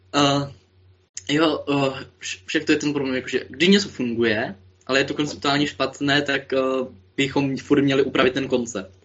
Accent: Moravian-Silesian Region, Czechia; jsem až z Moravskoslezského kraje

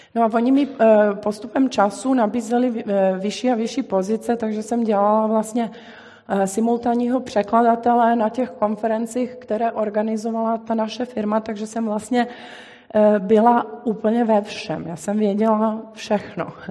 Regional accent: Belgrade, Serbia; moved away; já jsem vyrůstala v Bělehradě

